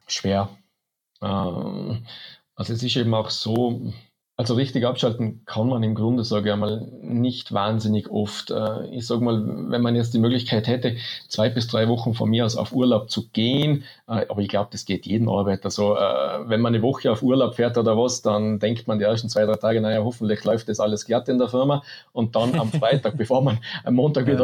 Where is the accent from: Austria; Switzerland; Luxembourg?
Austria; Neustift im Stubaital, Tyrol; in Neustift im Stubertal, äh, man, wir haben, ja, ich bin mitten im Skigebiet aufgewachsen